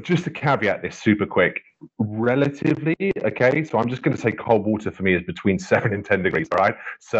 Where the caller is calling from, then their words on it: Wales, United Kingdom; So I'm in West Wales at the moment.